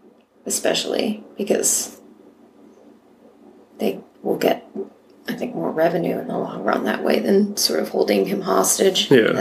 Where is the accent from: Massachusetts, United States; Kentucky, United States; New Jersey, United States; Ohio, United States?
Massachusetts, United States; moved away; also born or lived in South Carolina; I grew up in Massachusetts where like the most we had were sparklers.